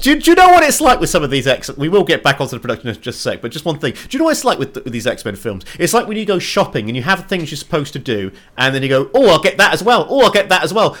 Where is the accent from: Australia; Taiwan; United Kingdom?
United Kingdom; England; I'm English.